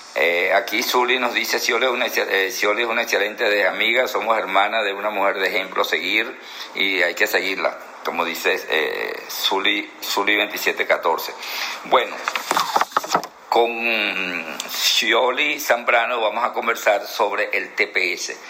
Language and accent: Spanish; Anzoátegui, Venezuela; nosotros somos de Anzuategui